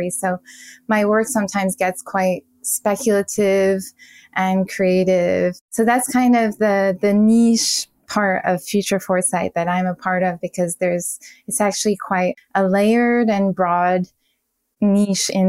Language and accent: English; Paris, Île-de-France, France; English is a second language; now in United States; I was a fashion designer and design director for big brands in the US although I'm originally from Paris.